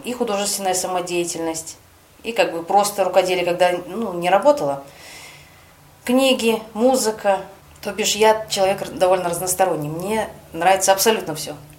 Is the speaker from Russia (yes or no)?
yes; Taseyevsky District, Krasnoyarsk Krai, Russia; also born or lived in Abakan; now in Krasnoyarsk, Russia; Родилась я не в самом Красноярске, я родилась в Тасеевском районе. Это за 400 километров от Красноярска.